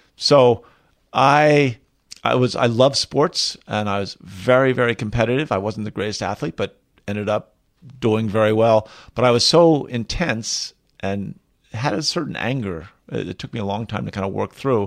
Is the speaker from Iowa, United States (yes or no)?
no; outside Philadelphia, Pennsylvania, United States; now in Colorado, United States; I was raised outside Philadelphia